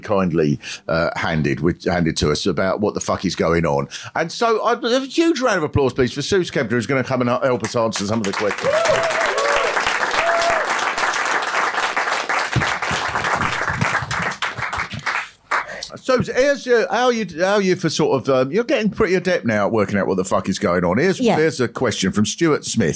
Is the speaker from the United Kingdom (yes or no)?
yes; England, United Kingdom; we're English